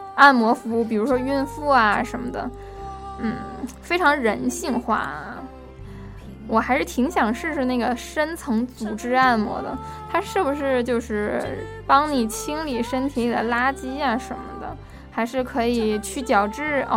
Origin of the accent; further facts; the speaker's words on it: Northeast China, China; now in Washington, United States; 我是在东北长大的嘛